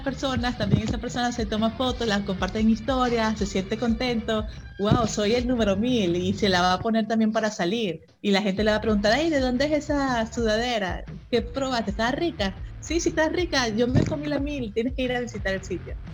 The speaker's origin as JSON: {"language": "Spanish", "country": "Venezuela", "moved": "yes", "lives_now": "Mexico", "said": "Yo soy venezolana."}